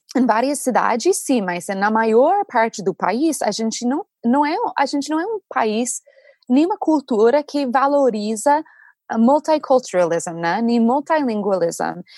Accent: United States; Portuguese is a second language; a gente, como americanos

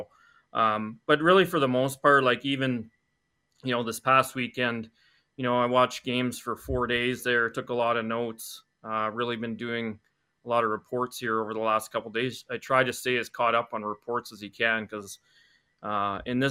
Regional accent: Brandon, Manitoba, Canada; I grew up in Brandon, played all my minor hockey there

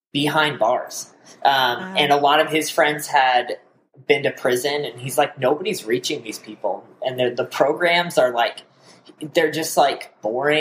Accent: Colorado, United States; moved away as an adult; also born or lived in Nebraska / Oklahoma; I grew up in Colorado. I was a pastor's kid there for my whole life

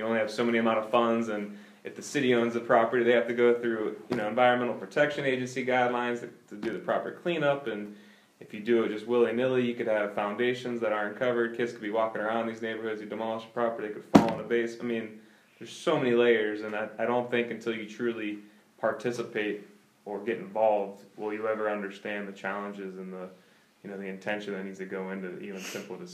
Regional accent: Poland, Ohio, United States; a lot of my aunts and uncles still live in the city, but I grew up in Poland

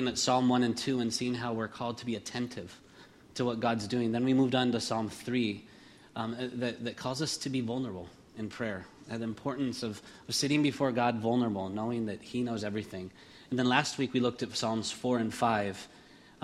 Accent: Spain; moved away; I'm from Spain originally

